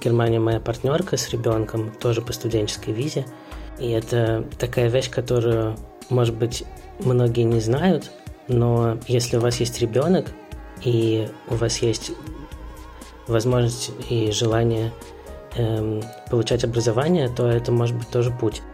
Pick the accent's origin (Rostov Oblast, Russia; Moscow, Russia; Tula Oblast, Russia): Moscow, Russia; moved away as an adult; now in Berlin, Germany; Я родился в Москве и в 2014 году переехал в Берлин.